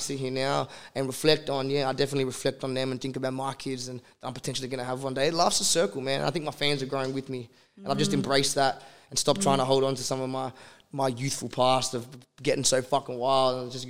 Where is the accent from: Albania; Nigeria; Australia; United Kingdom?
Australia; we're Australian. We all live in Australia